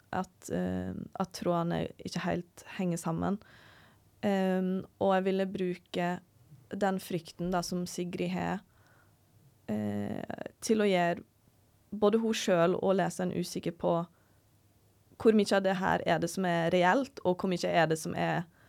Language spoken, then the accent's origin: Norwegian; Norway